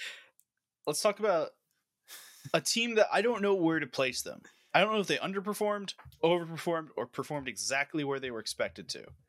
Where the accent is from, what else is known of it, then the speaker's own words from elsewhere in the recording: United States; as an American